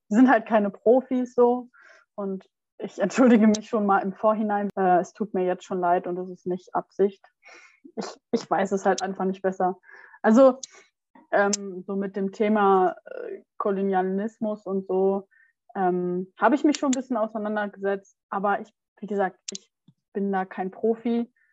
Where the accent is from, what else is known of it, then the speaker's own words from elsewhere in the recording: Germany; da, wo ich herkomme, ist ja nicht so weit weg von Bremen